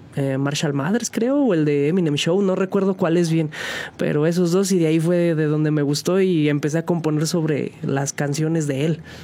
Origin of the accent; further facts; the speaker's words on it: San Juan del Río, Querétaro, Mexico; originario de aquí, de aquí de San Juan del Río, sanjuanense